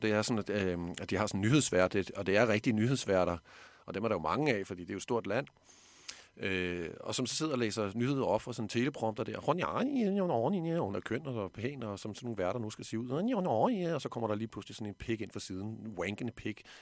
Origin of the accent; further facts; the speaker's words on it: Denmark; her hjemme i Danmark